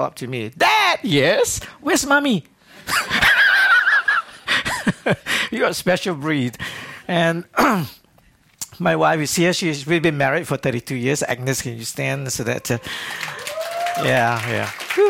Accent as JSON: {"language": "English", "country": "Singapore", "accent": "Singlish", "moved": "as an adult", "lives_now": "Mobile, United States", "said": "I'm originally from Singapore, so you have some Singlish tonight"}